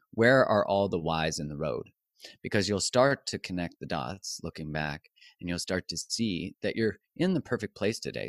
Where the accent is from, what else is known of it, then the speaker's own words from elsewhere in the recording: Canada; I'm Canadian